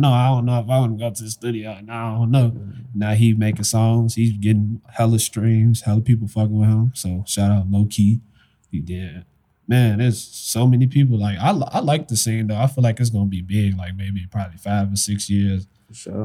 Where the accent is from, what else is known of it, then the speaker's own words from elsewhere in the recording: Chicago, Illinois, United States; also born or lived in University Park, Illinois; i was all over like chicago the whole Chicago area